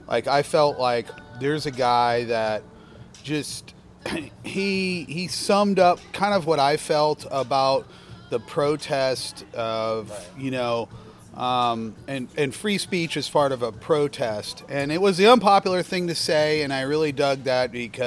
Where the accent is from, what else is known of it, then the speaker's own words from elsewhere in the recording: Evergreen, Colorado, United States; I'm from Evergreen, Colorado.